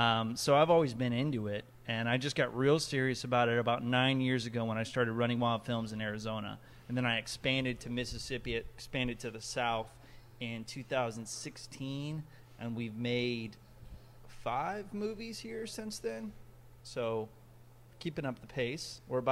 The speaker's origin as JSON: {"language": "English", "country": "Comoros", "tie": "born or raised there", "also_born_or_lived": "Ecuador", "said": "I was born in Ecuador, and I grew up in a place called the Comoro Islands, which is off the east coast of Africa."}